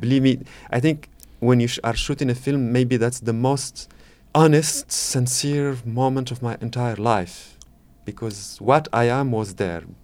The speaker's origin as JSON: {"language": "English", "country": "Morocco", "tie": "born or raised there", "second_language": "English", "moved": "as an adult", "lives_now": "France", "said": "I'm coming from Morocco"}